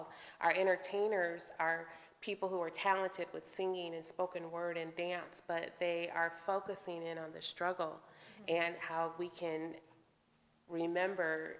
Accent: United States; I grew up here in the Quad Cities

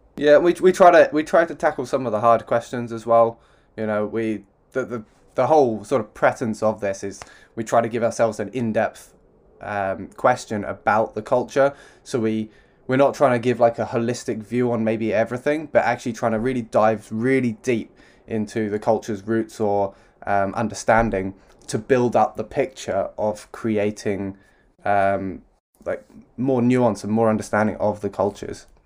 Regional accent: London, United Kingdom; I'm from London.

